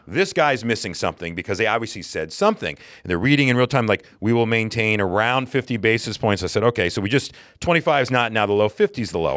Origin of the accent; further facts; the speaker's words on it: the South, United States; now in New York, United States; we're both from the South originally